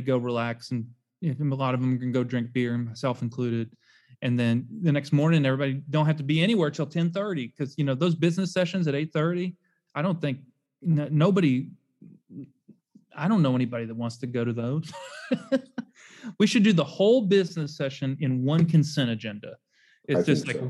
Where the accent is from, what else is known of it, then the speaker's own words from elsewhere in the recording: Louisville, Kentucky, United States; now in Memphis, United States; I grew up in Louisville